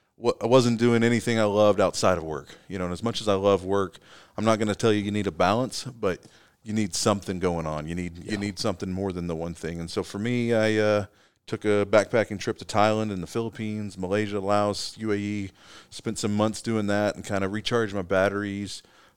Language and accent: English; Kentucky, United States; I'm from East Kentucky originally.